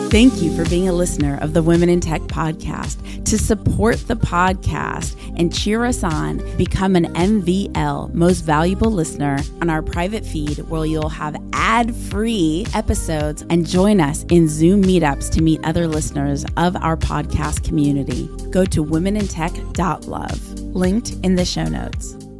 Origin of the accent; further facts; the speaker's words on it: Los Angeles, California, United States; my hometown